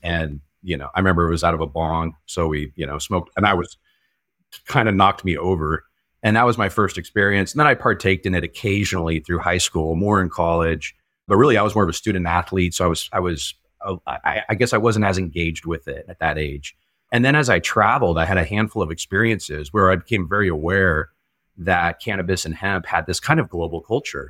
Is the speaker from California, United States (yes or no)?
yes; El Dorado Hills, California, United States; also born or lived in San Jose, California; up until you know like the age of nine or so i was in san jose and then my family moved up to a suburb of sacramento uh, called el dorado hills